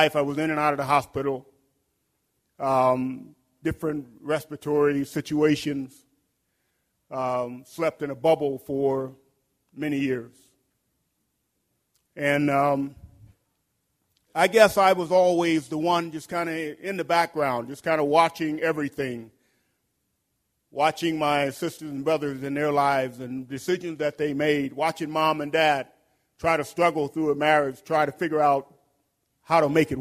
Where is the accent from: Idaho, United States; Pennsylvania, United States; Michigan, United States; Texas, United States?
Texas, United States; Houston; I'm originally from Houston, Texas.